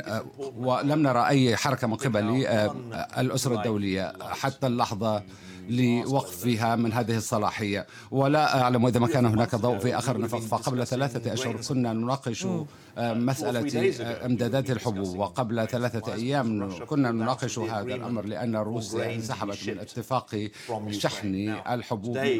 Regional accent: United Kingdom; بصفتي بريطاني

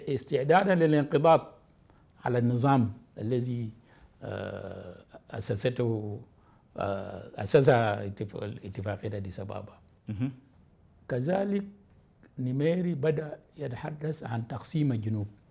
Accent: South Sudan; مواطن من جنوب السودان

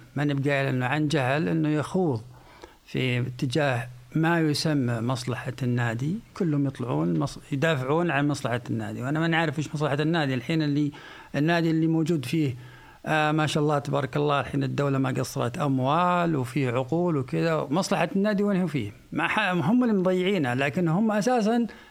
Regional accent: Saudi Arabia; احنا ك كسعوديين

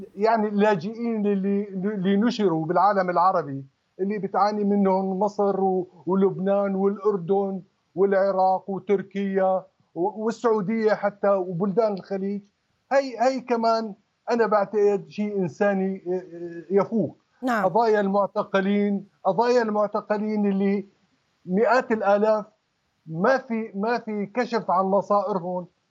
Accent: Syria; من حقنا كسوريين

